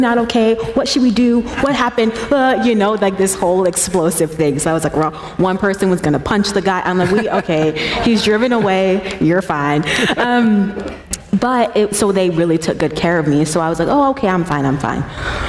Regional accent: Colorado Springs, Colorado, United States; Yeah. So I grew up in Colorado Springs. That's where I was born and raised.

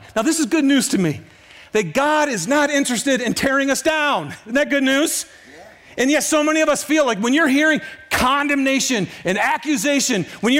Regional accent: Detroit, Michigan, United States; This is Detroit, by the way, my hometown.

